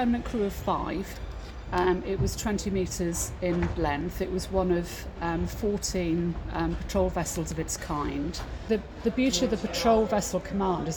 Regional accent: Mid Wales, United Kingdom; I grew up in Mid Wales, so landlocked.

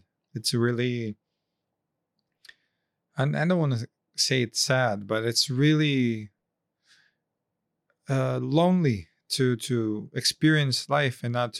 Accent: Japan; I'm coming from Japan, the Ikigai.

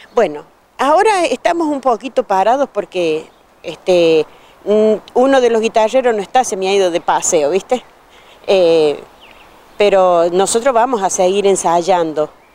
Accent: Argentina; soy de aquí del pueblo

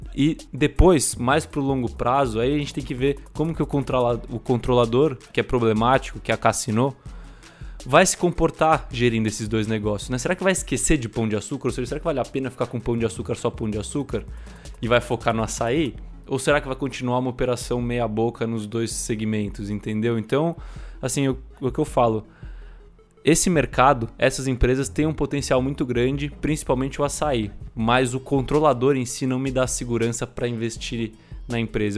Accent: Brazil; a gente é brasileiro

